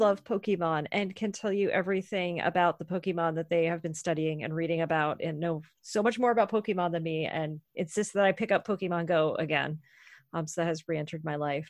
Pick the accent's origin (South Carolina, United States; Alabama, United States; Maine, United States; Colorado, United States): Maine, United States; moved away; also born or lived in Tacoma / Virginia Beach; where I grew up in Maine